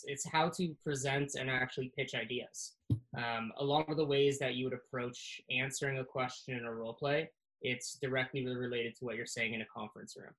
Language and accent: English; Canada; I was the first Canadian to do so